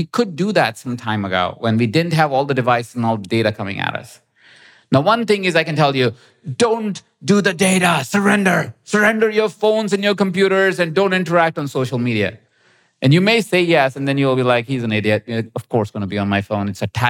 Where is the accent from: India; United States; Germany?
India; as you may have noticed, I'm Indian. So I need spices and everything.